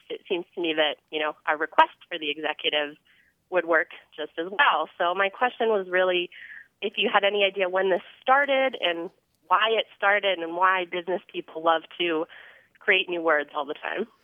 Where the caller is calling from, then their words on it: Indianapolis, Indiana, United States; I'm calling from Indianapolis, Indiana.